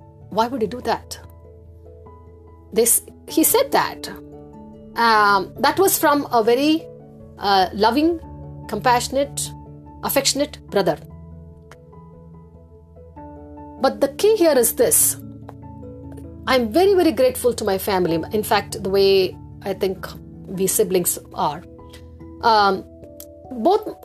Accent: Chennai, Tamil Nadu, India; moved away as an adult; also born or lived in Erode / Mumbai; I got posted to my hometown, Chennai

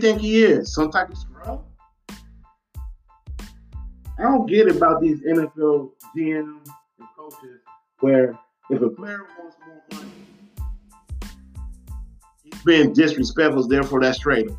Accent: Detroit, Michigan, United States; I grew up in Detroit, Michigan

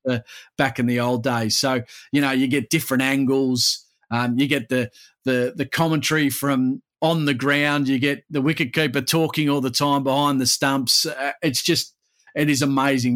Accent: Perth, Western Australia, Australia; my hometown of Perth

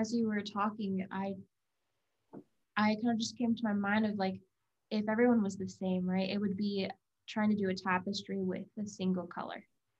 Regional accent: Virginia, United States; now in Utah, United States; we both grew up outside of Utah. I grew up in Virginia

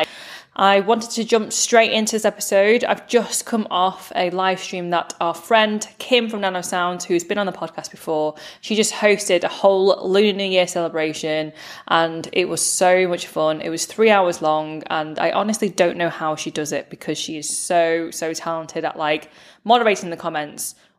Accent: United Kingdom; now in Manchester, United Kingdom; British-born Chinese millennial

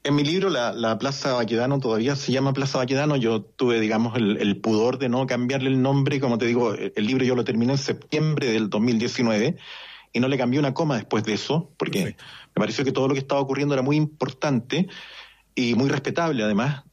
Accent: Chile; moved away; como chileno

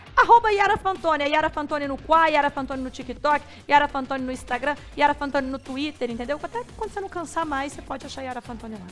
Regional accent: Minas Gerais, Brazil; eu sou mineira

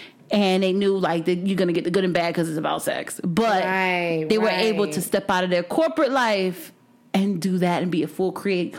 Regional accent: Miami, Florida, United States; moved away; just listen to morning shows, especially growing up in Miami.

